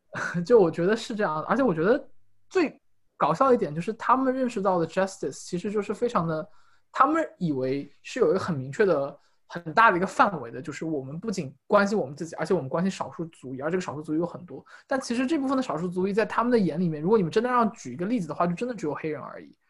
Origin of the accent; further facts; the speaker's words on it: China; moved away as an adult; 因为我是中国人